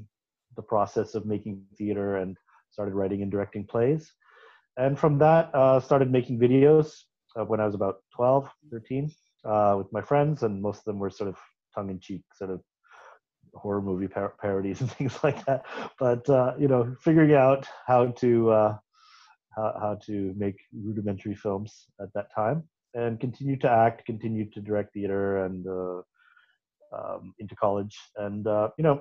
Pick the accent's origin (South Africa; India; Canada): Canada; born in Canada in a very isolated part of the country. My father was with the National Park Service in Canada, and we lived in a lot of beautiful but very wild places.